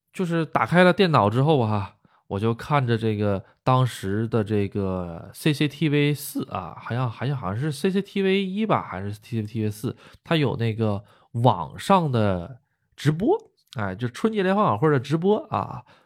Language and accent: Chinese; Northeast China, China; moved away as an adult; now in Japan; 我们东北那边儿习俗